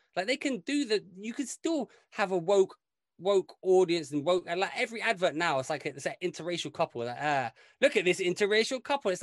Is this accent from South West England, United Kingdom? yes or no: no; London, United Kingdom; I grew up in London where basically every one of us was from somewhere else